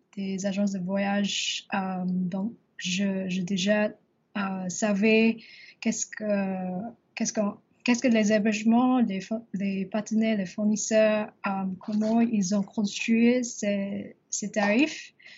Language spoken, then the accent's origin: French; Singapore; French is a second language; also born or lived in Paris; j'ai grandi à Singapour